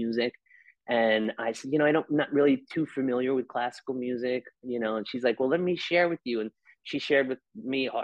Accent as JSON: {"language": "English", "region": "New York", "country": "United States", "said": "I'm an Italian from New York"}